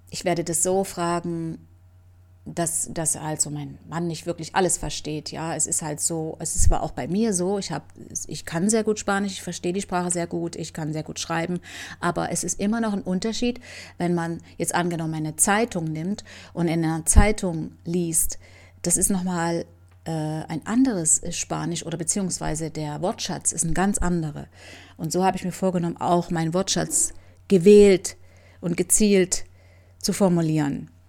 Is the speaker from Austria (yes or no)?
no; Camajuaní, Villa Clara, Cuba; German is a second language; now in Germany; So wie das auch bei uns in Camahuani war und überall in Kuba.